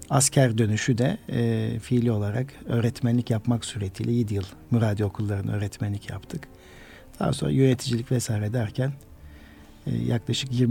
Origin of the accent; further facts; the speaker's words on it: Karaman, Karaman Province, Turkey; moved away as an adult; also born or lived in Konya / Ankara / Kayseri; 1969 Karaman doğumluyum. Karaman İmam Lisesi mezunuyum.